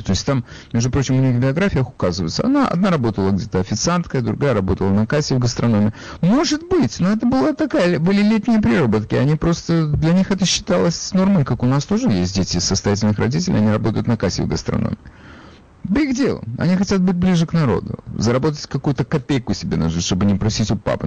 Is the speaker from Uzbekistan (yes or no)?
no; Odesa, Odesa Oblast, Ukraine; я при этом из Одессы